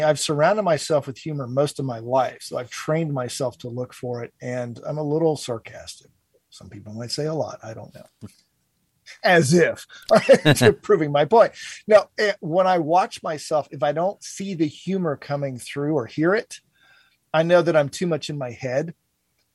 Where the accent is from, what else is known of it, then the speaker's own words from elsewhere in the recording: Cincinnati, Ohio, United States; my hometown of Cincinnati